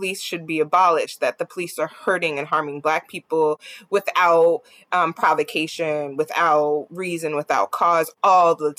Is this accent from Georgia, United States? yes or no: no; New Jersey, United States; I'm from Jersey